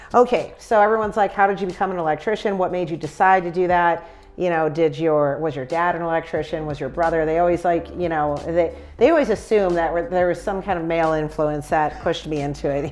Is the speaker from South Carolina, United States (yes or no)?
no; Chicago, Illinois, United States; I'm from Chicago